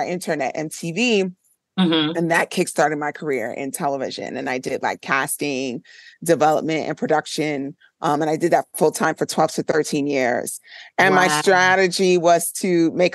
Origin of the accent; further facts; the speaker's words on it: New York City, New York, United States; they raised me in the Flatbush area of Brooklyn.